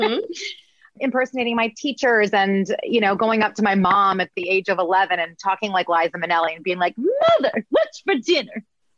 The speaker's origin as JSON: {"language": "English", "region": "Midwest", "country": "United States", "accent": "Midwest", "said": "I had to get rid of my Midwest accent"}